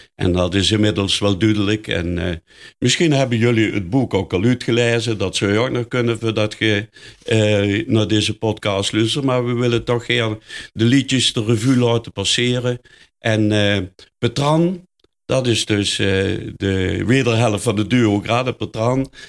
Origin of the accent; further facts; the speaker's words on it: Netherlands; ik ook uit de Meulenhoek kom.